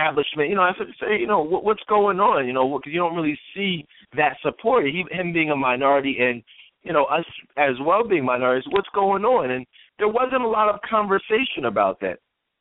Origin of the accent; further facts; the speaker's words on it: United States; I'm an American, I'm an African American